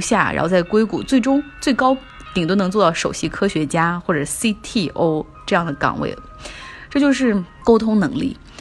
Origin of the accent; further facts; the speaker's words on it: China; 我们中国人